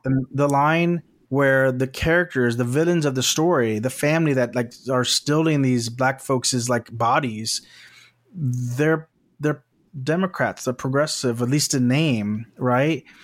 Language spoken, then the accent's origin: English; South Texas, United States; now in West Coast, United States; I'm from South Texas